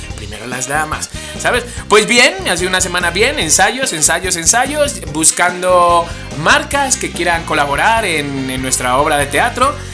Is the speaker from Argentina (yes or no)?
no; Spain; como español que soy